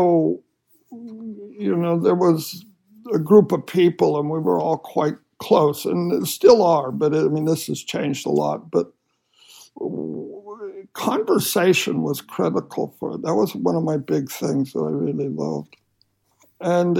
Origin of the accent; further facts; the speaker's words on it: Utah, United States; moved away; I grew up in Utah